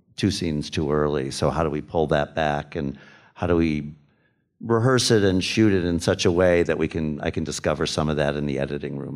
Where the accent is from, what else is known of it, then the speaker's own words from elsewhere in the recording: United States; going in as an American